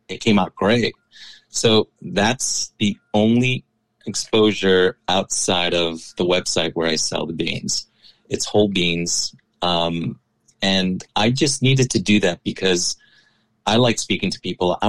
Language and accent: English; New York City, New York, United States; I was born and raised in New York City. My family's from Ecuador